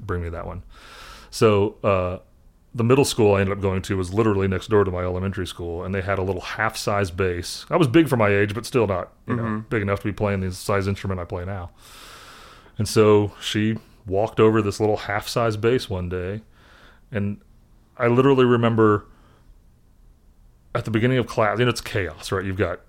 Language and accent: English; Indianapolis, Indiana, United States; The guy who was the choir director at the church I grew up in Indianapolis was a bass player.